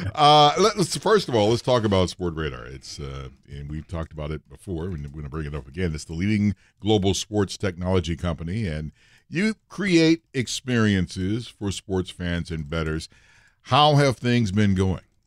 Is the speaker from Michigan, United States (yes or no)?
yes; Detroit, Michigan, United States; Was born and raised in Detroit